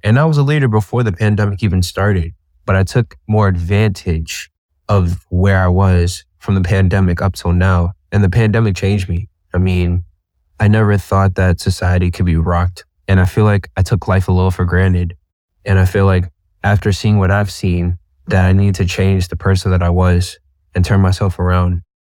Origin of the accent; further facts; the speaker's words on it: Boston, Massachusetts, United States; I'm from Boston, Massachusetts